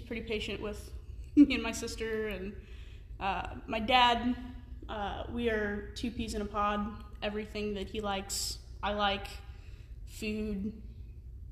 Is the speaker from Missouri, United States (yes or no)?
yes; Missouri, United States; also born or lived in Nashville area, Tennessee; I'm originally from Tennessee, Nashville area, and then I moved to Missouri when I was going into the fifth grade, and I've been here ever since